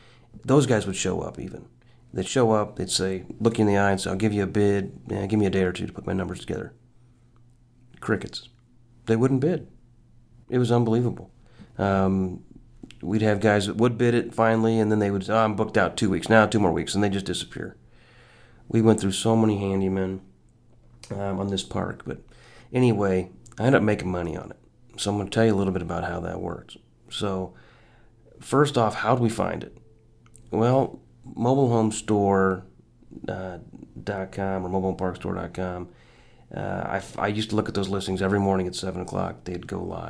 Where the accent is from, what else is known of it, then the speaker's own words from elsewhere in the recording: Illinois, United States; I'm from Illinois